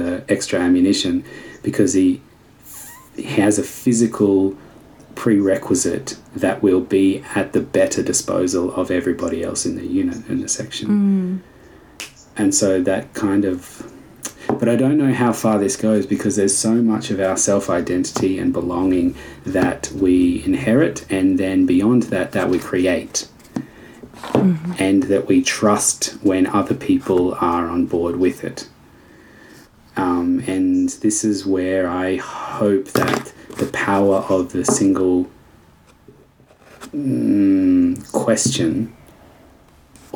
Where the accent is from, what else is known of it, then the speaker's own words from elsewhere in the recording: Australia; I want to be identified as an Australian rather than as an American or a Canadian